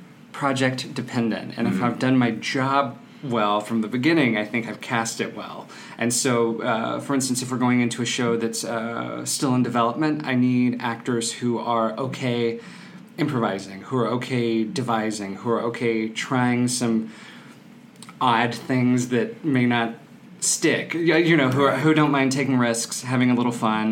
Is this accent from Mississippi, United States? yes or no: yes; Mississippi, United States; accent: Southern; So I grew up in South Mississippi. I'm born and raised a southern gentleman who has 8 years of acting in college and grad school to get the dialect out of my mouth, but it can come back quickly.